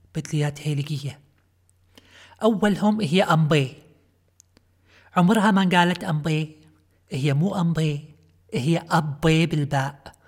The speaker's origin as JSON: {"language": "Arabic", "country": "Kuwait", "accent": "Kuwaiti", "said": "اللهجة الكويتية لهجة ديرتي"}